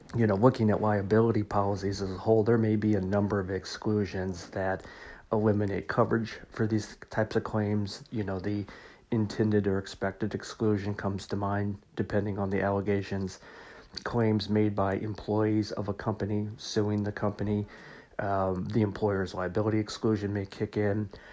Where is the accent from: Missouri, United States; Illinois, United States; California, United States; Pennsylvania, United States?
Missouri, United States; my home state of Missouri